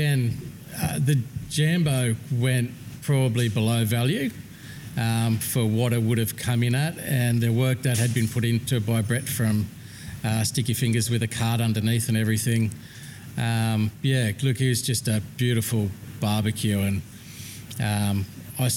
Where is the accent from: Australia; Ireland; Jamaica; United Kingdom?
Australia